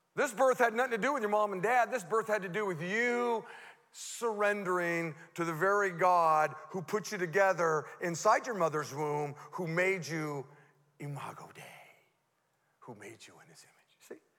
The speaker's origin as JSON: {"language": "English", "town": "Modesto", "region": "California", "country": "United States", "tie": "born or raised there", "said": "I grew up here in Modesto. I went to Fremont Elementary School, you know, Roosevelt Junior High, uh, Grace M. Davis"}